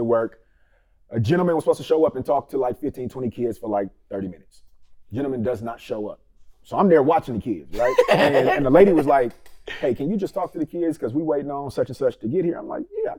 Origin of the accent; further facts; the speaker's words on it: Richmond, California, United States; also born or lived in Vallejo, California; I'm from the Bay Area. Richmond, California